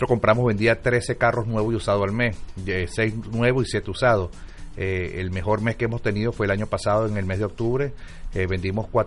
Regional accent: Caracas, Capital District, Venezuela; also born or lived in Cumaná; now in United States; yo soy de Caracas

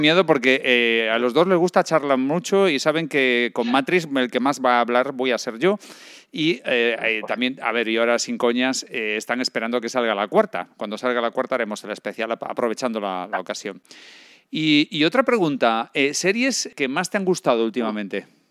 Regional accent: Galicia, Spain; moved away; Yo soy un gallego errante

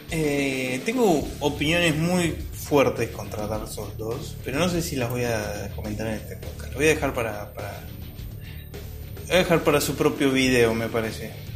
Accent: Argentina; soy argentino

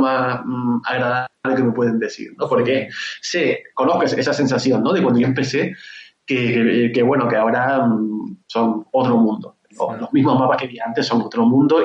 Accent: Canary Islands, Spain; yo soy de Canarias, yo, vivo, en Canarias

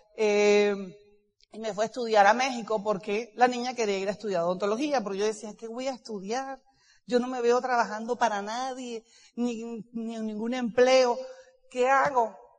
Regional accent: Cartagena, Bolívar, Colombia; yo nací en Cartagena, soy hija única de familia católica

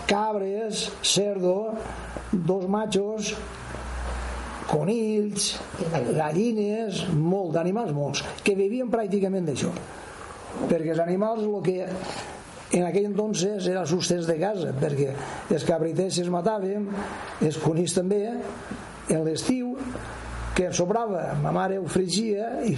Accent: Cocentaina, Valencian Community, Spain; born or raised there

